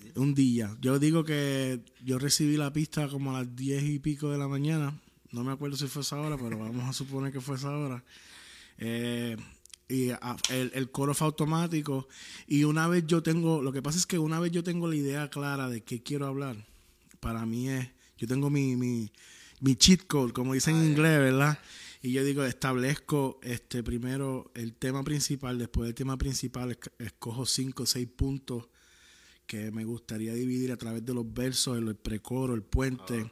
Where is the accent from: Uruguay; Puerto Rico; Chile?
Puerto Rico; soy de Puerto Rico.